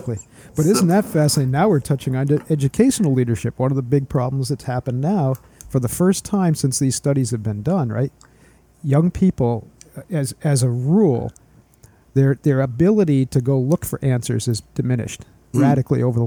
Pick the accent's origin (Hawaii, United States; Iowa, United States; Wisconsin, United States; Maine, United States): Maine, United States; accent: Maine; my main accent